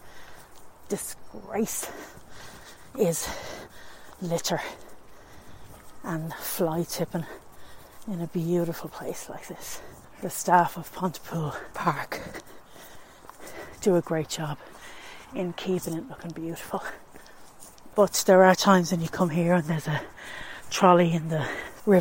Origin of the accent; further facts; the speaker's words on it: Tallaght, Leinster, Ireland; I'm from Talla in County Dublin